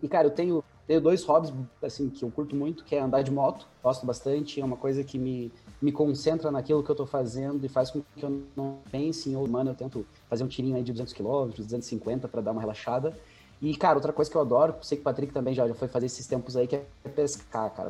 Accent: Campo Largo, Paraná, Brazil; also born or lived in Curitiba; eu sou nascido e criado em São Silvestre, que é um distrito de, de Campo Largo, aqui na, na, na, na região metropolitana de Curitiba

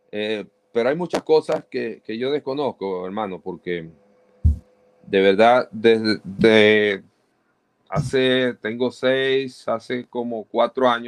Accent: Maracaibo, Zulia, Venezuela; accent: maracucho; moved away as an adult; also born or lived in Barquisimeto; now in United States; trato de dar lo mejor de mí en cuanto al acento neutro, porque yo soy muy maracucho. Yo, a mí se me sale el molleja.

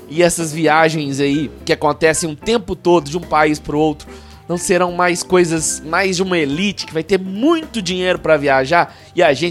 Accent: Brazil; Eu nunca saí do Brasil. E não, não, não eu, eu quero ir para fora, mas eu não me arrependo, não

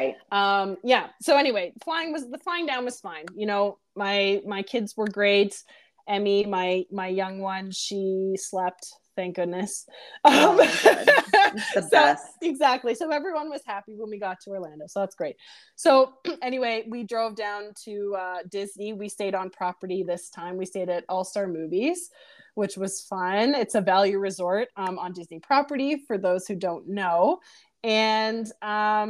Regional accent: Oshawa, Ontario, Canada; we're from Oshawa

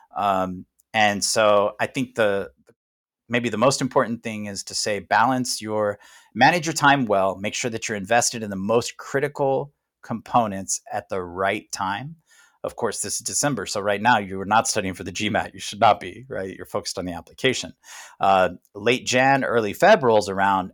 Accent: United States; as American

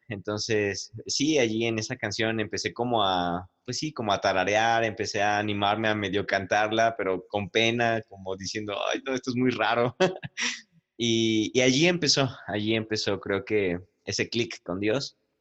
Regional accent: Puebla, Mexico

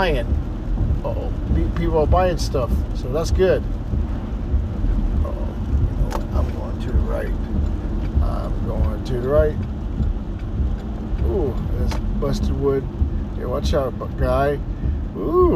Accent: Texas, United States; I'm from Texas

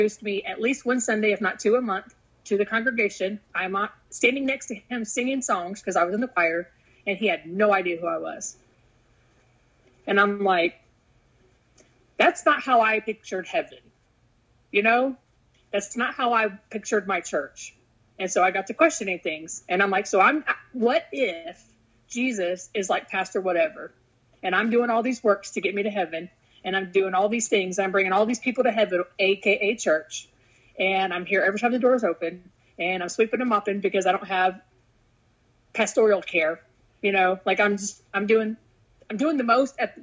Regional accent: Killeen, Texas, United States; I grew up here in Killeen

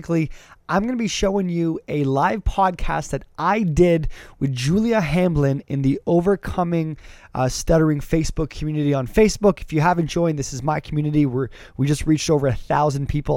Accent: Canada; I'm a Canadian

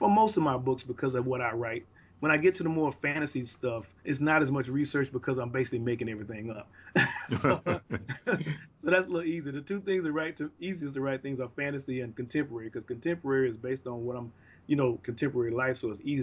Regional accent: the South, United States; growing up in the South, the culture, a Southern culture

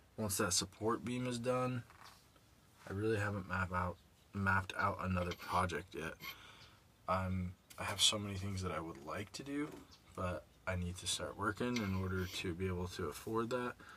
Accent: Nipomo, California, United States; born or raised there

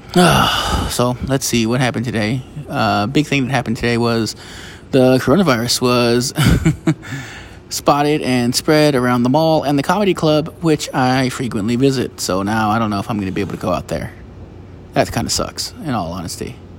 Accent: United States; I'm an American

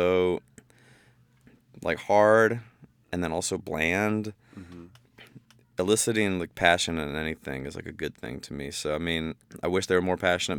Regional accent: Bowling Green, Ohio, United States; moved away; I'm from Bowling Green, Ohio.

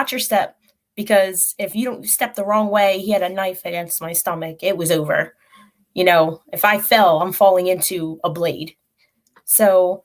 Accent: Philadelphia, Pennsylvania, United States; moved away; I am from Philly.

